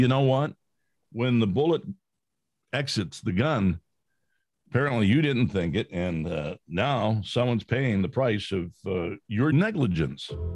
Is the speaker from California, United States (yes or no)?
yes; California, United States; I grew up in California